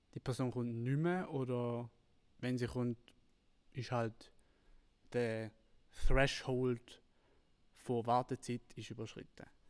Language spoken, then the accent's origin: German; Switzerland